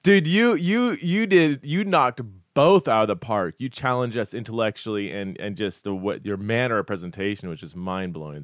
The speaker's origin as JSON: {"language": "English", "town": "Fresno", "region": "California", "country": "United States", "tie": "born or raised there", "also_born_or_lived": "Los Angeles, California", "said": "I grew up in Fresno"}